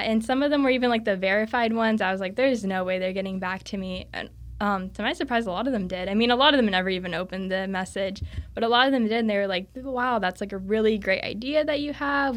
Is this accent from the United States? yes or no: yes; Cocoa Beach, Florida, United States; I'm from the Cocoa Beach area, so a lot of people surf over there